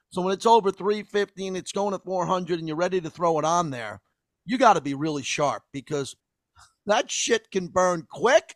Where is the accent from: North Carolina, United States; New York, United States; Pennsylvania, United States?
New York, United States; Massapequa; growing up in Massapequa, Long Island.